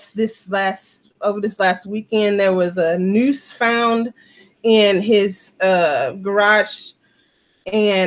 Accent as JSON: {"language": "English", "region": "Mississippi", "country": "United States", "tie": "born or raised there", "said": "I grew up in the South, I grew up in Mississippi"}